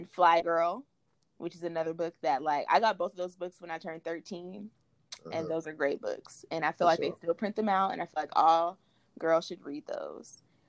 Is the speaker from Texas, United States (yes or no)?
no; California, United States; we're from Cali